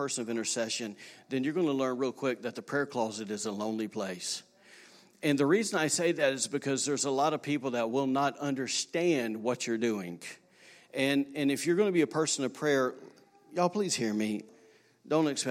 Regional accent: Alabama, United States; now in Rockport, Maine, United States; I'm from Alabama. I'm from a straight redneck state

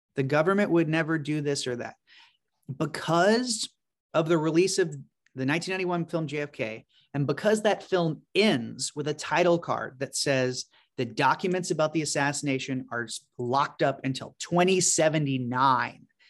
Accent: Baton Rouge, Louisiana, United States; I grew up in Baton Rouge, Louisiana

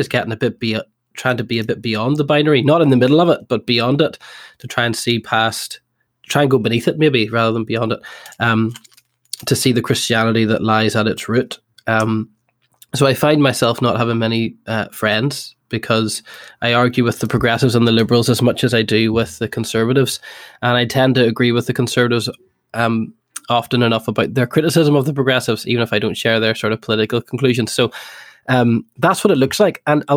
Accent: Coleraine, Northern Ireland, United Kingdom; I grew up in Northern Ireland

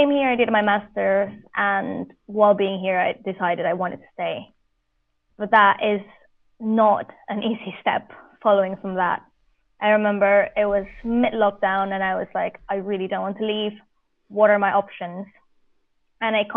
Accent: Colombia; moved away as an adult; also born or lived in Vienna, Austria; now in United Kingdom; I'm Colombian

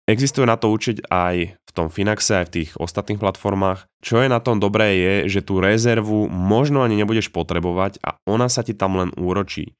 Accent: Slovakia; moved away as an adult; also born or lived in Canada; vítaj späť doma

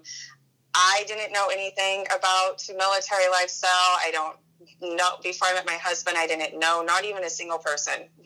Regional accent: Washington, United States; I was born and raised in Washington

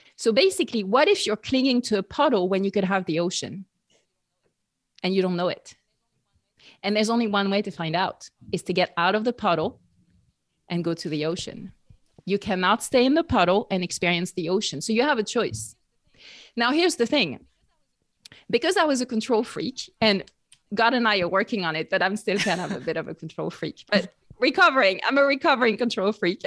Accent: near Bordeaux, Nouvelle-Aquitaine, France; English is a second language; moved away as an adult; I grew up in France, uh, near Bordeaux, southwest

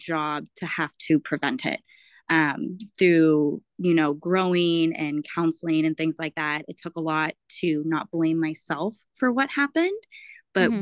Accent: El Cajon, California, United States; moved away as an adult; also born or lived in San Mateo, California; now in Seattle, United States; I grew up in San Diego, kind of the suburb. It's called El Cajon

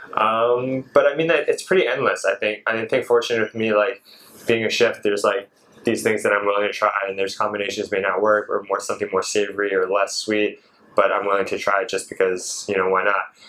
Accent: Seattle, Washington, United States; moved away as an adult; also born or lived in San Francisco, California; now in Malaysia; I was born in San Francisco. Grew up in Seattle

